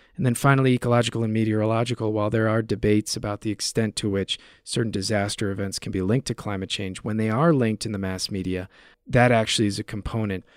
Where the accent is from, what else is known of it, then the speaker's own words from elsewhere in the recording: United States; accent: American; moved away as an adult; also born or lived in United Kingdom; Living over there in the U K, and interviewing some of these U K journalists with my exotic American accent